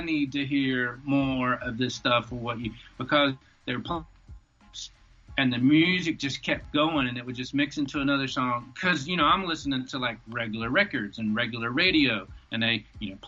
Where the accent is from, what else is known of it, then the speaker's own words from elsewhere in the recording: Alabama, United States; moved away; also born or lived in Atlanta; while I was in Alabama, I grew up in the woods